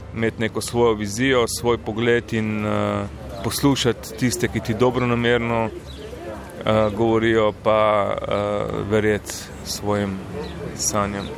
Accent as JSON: {"language": "Slovenian", "country": "Slovenia", "said": "Slovenci smo kot narod"}